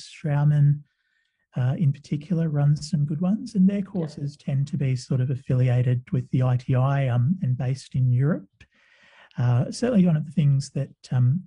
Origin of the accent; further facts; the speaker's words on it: Sydney, New South Wales, Australia; also born or lived in West Indies / Adelaide; I grew up in Sydney